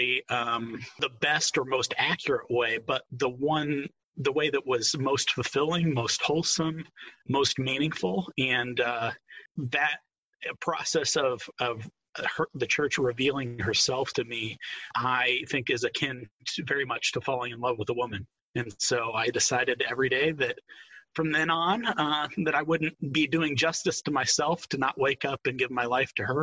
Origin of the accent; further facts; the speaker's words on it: Fishers, Indiana, United States; I grew up in Fishers, Indiana, right next door to you guys, about 131st in Allisonville